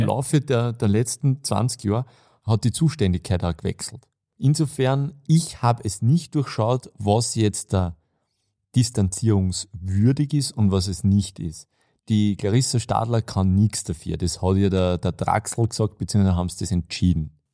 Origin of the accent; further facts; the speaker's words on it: Austria; gerade als Österreicher